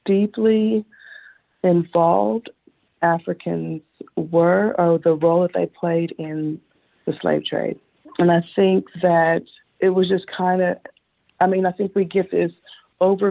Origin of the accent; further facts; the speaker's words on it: Northwest Arkansas, United States; also born or lived in Texas / Tulsa, Oklahoma; I am a native of Arkansas. I've been here quite a while. But my original roots are from Texas. But I have essentially been in Arkansas since I was 6 years old